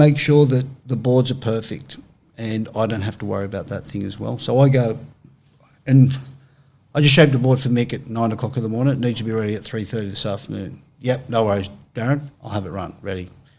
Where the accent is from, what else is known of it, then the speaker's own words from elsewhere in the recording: Australia; Yeah, I'm Australian.